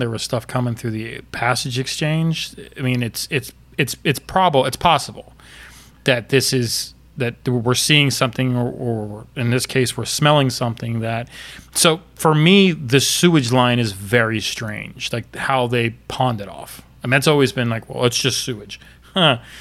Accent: Florida, United States; I'm from Florida

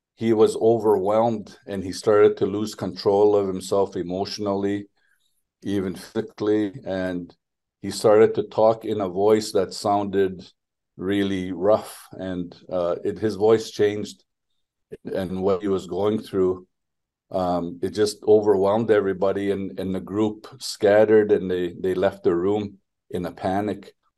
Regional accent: Nigigan First Nation, northwestern Ontario, Canada; now in Ottawa, Canada; I come from Nigigunt First Nation in northwestern Ontario, which is part part of uh, Treaty Three

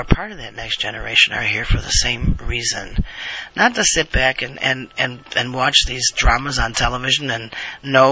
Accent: United States; I'm an American

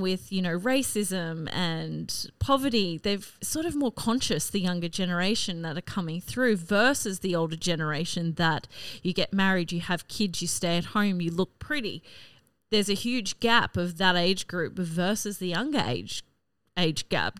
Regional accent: North Queensland, Australia; also born or lived in Rockhampton / Brisbane; now in Cairns, Australia; growing up in North Queensland

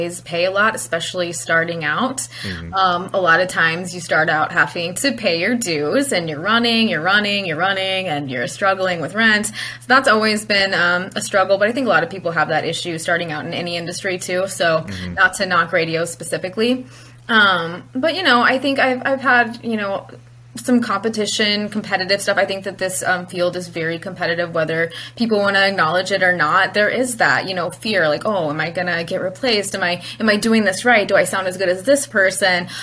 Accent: southern Illinois, United States; moved away as an adult; now in North Dakota, United States; I'm from Illinois originally. And when I say Illinois, I mean the southern half of the state

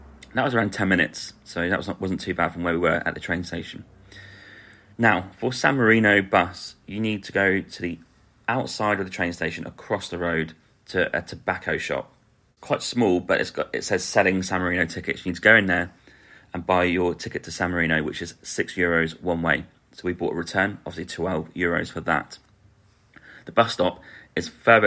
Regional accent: Norwich, East of England, United Kingdom; we're from Norwich

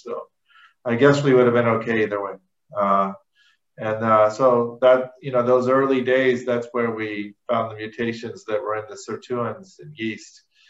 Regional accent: Louisville, Kentucky, United States; I was born in Louisville, Kentucky, and grew up in suburban Louisville, and I've been gone long enough that I've lost my southern accent, but I promise you that's where I come from.

